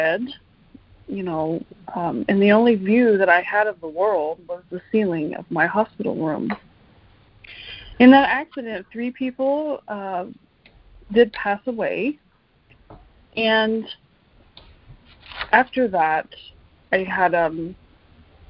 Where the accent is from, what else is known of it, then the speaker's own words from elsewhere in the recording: Fairmont, West Virginia, United States; moved away as an adult; also born or lived in Charleston, West Virginia / Minneapolis, Minnesota; I grew up in Fairmont, West Virginia